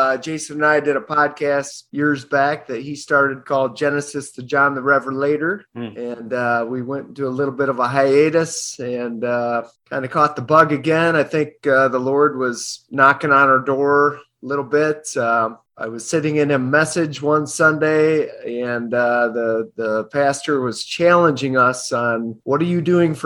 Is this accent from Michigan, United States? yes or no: yes; Grand Blanc, Michigan, United States; I'm from Grand Blanc, Michigan.